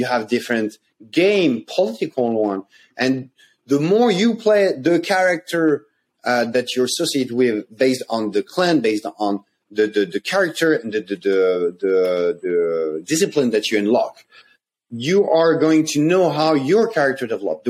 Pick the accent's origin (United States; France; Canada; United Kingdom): France; I came from France.